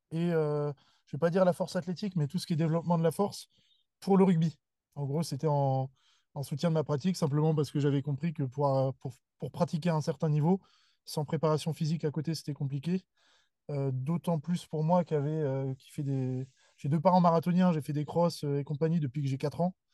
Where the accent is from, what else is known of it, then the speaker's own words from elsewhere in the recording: Seine-et-Marne, between Melun and Fontainebleau, Île-de-France, France; moved away as an adult; also born or lived in Lille; now in Bordeaux, France; grandi en région parisienne